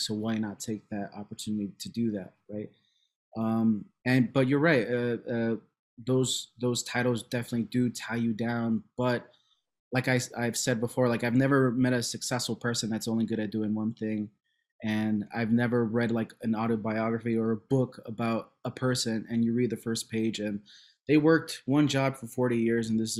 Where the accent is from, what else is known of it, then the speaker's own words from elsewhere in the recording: Cicero, Illinois, United States; also born or lived in Chicago; I was born in Chicago, raised in Cicero